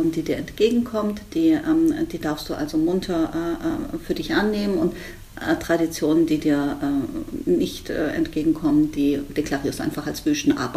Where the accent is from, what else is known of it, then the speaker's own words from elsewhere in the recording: Spain; ich glaube, als Spanierin darf man also gepflegte Mantilla tragen. Das ist bei uns jetzt weniger verbreitet im Alltag